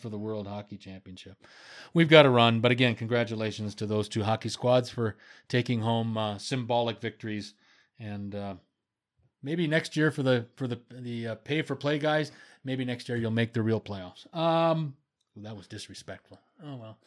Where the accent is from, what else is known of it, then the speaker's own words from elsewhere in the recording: Wisconsin, United States; my home state, Bucks